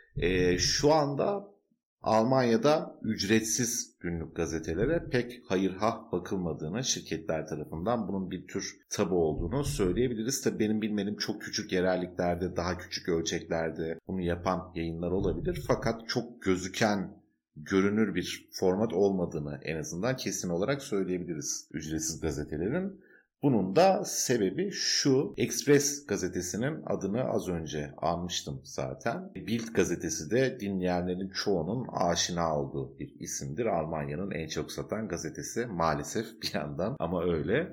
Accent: Turkey; now in Germany; benim ilk gençliğimde ve çocukluğumda Türkiye'de

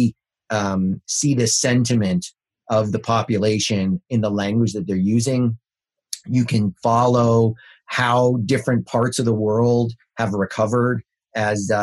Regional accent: Canada; I'm Canadian

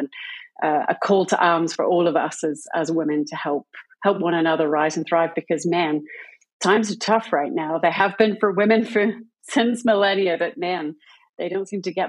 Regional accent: United Kingdom; accent: British; I'm British, if you haven't gathered that from my accent yet. It does waver a little bit.

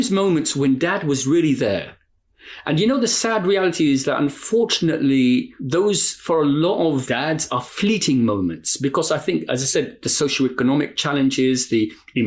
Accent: London, United Kingdom; now in Bradford, United Kingdom; a Londoner living in Bradford

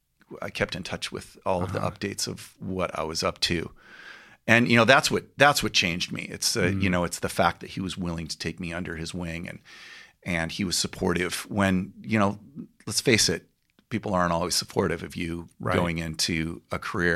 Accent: Claremont, California, United States; also born or lived in Newport Beach; No, I grew up in Claremont.

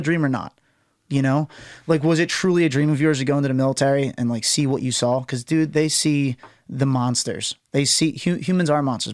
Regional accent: United States; I'm an American

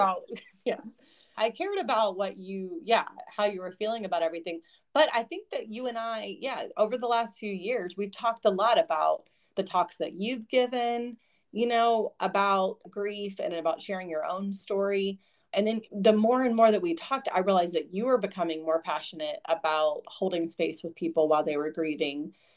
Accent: Kentucky, United States; also born or lived in Lexington, Kentucky; I grew up in Eastern Kentucky initially with dad and my mom, and then when they got divorced, moved to Central Kentucky in Lexington.

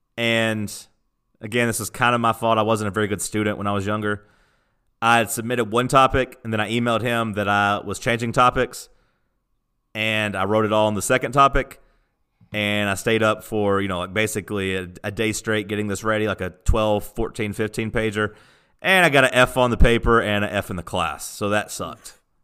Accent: Tennessee, United States; born or raised there

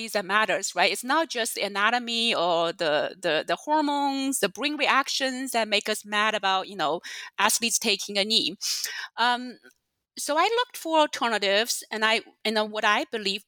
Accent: China; now in United States; I did not grow up in the U.S. I grew up in China

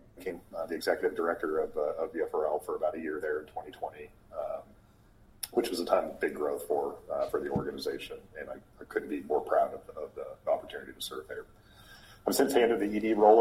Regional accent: Boise, Idaho, United States; moved away as an adult; also born or lived in Casper, Wyoming / Alaska; I grew up in Boise, Idaho, born in Casper, Wyoming, spent a little bit of time in Alaska, but from the age of six until I graduated high school, I was there in Boise

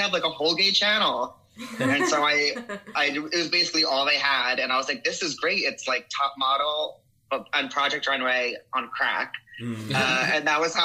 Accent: Paramus, New Jersey, United States; also born or lived in Lyndhurst, New Jersey; I'm a Jersey kid

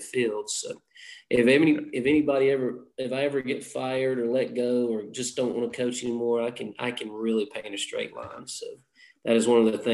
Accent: Atlanta, Georgia, United States; also born or lived in Athens, Georgia; I grew up in Clayton County in South Atlanta.

